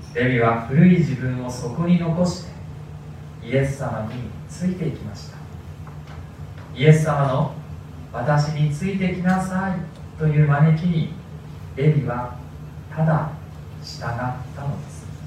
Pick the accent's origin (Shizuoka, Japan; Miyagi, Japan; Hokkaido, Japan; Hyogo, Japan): Miyagi, Japan; Sendai; also born or lived in Tokyo; 私の生まれは東京ということなんですでも私が2歳になる前に父の転勤で仙台に引っ越しましたでそれ以来ずっと、まあ、大人になるまでですね私は仙台で育ちました